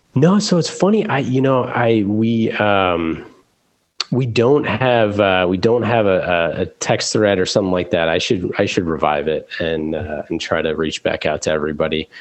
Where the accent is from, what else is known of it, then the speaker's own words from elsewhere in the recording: Oakland, California, United States; growing up in Oakland